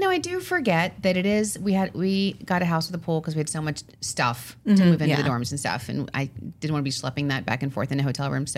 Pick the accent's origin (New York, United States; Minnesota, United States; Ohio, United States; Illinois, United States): New York, United States; Long Island; We're from Long Island